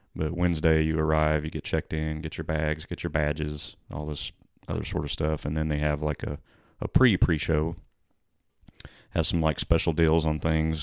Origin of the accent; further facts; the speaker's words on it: Freeman Spur, Illinois, United States; growing up in Freeman's Spur